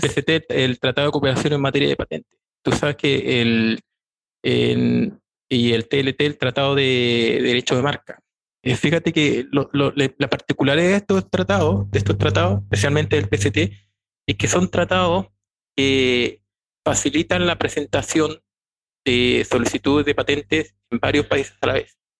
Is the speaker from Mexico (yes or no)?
no; Chile; Ya soy chileno, tengo 46 años